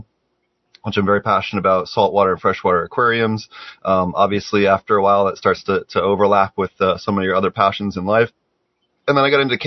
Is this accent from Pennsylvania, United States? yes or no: yes; Philadelphia, Pennsylvania, United States; I grew up in North Philadelphia